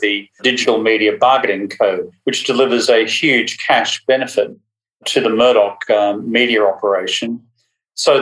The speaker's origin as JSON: {"language": "English", "region": "Queensland", "country": "Australia", "said": "my home state of Queensland"}